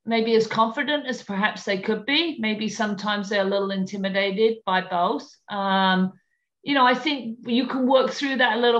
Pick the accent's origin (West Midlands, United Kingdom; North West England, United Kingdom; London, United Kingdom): London, United Kingdom; moved away; London, my hometown